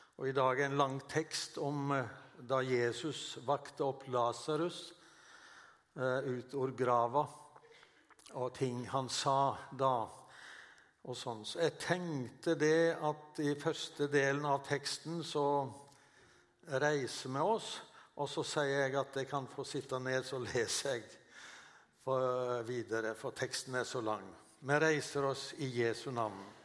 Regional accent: Western Norway, Norway; moved away as an adult; also born or lived in Oslo; jeg kommer jo fra Vestlandet

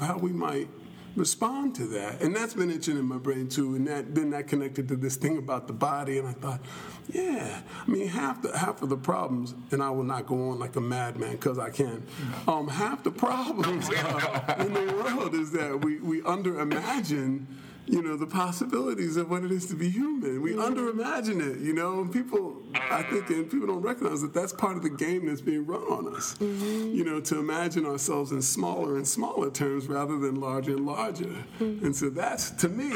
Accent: Philadelphia, Pennsylvania, United States; moved away as an adult; also born or lived in Texas; I grew up in Philadelphia, and then I lived in Texas for a while

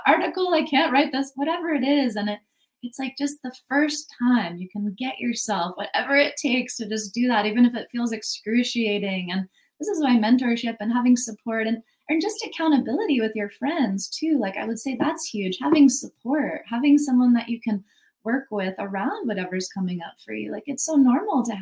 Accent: United States; I grew up in America, you know, it's very capitalist conditioning

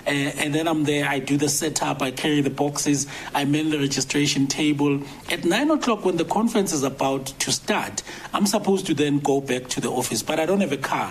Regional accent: Soweto, Gauteng, South Africa; also born or lived in Orange Farm; I'm growing up in Mofolo South

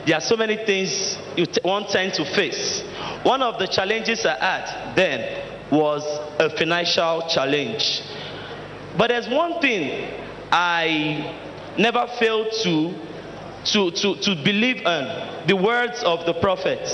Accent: Delta, Nigeria; now in Lagos, Nigeria; I am from Delta State.

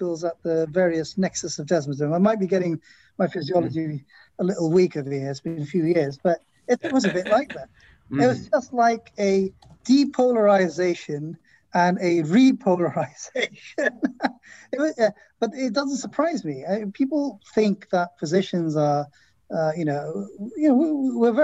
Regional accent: Philadelphia, Pennsylvania, United States; I'm not from Boston, I'm from Philadelphia

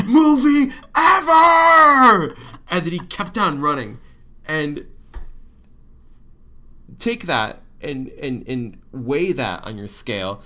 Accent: Troy, Michigan, United States; I'm from Troy, Michigan

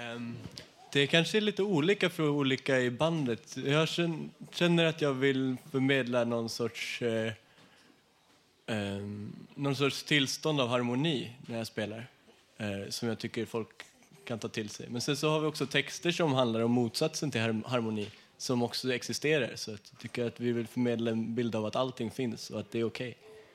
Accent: Sweden; Vi är alla svenskar

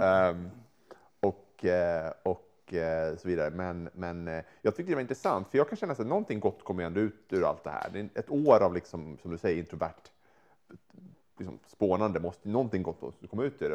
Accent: Sweden; moved away; som svensk

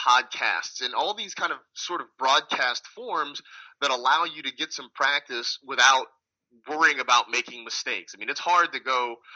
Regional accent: California, United States; I'm from California, so I didn't really want to leave home

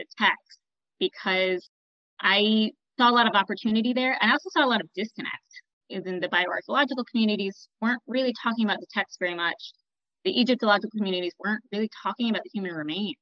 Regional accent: Michigan, United States; moved away; I grew up in Michigan, went to public school

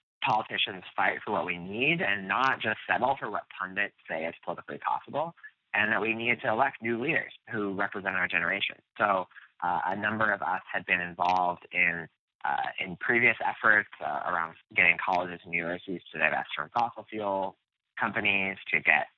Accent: outside of Philadelphia, Pennsylvania, United States; where I grew up outside of Philadelphia by the Philadelphia airport, and grew up in a town

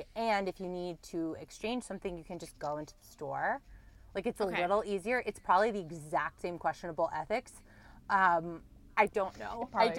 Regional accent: the South, United States; I am from the South.

